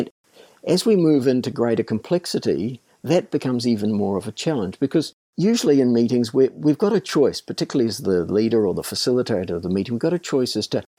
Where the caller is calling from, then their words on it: Paekakariki, Wellington, New Zealand; So I'm calling in from a little village called Paikakariki in New Zealand, which is just north of Welling.